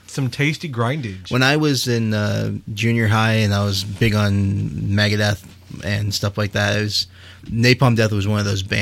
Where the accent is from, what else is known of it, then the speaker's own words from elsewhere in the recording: Texas, United States; Well, we're from Texas.